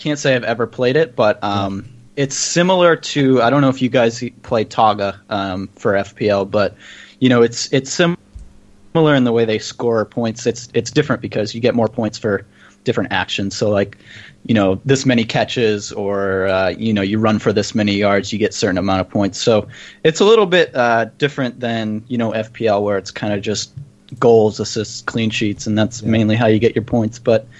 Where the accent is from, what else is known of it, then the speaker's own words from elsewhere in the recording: United States; as an American